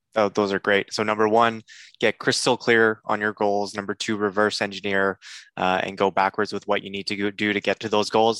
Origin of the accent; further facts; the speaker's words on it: Canada; I'm a Canadian